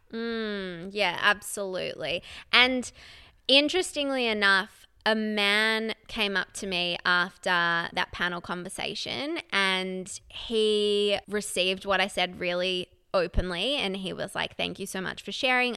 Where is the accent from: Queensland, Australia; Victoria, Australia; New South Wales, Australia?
Victoria, Australia; Melbourne; I grew up in Melbourne, Australia.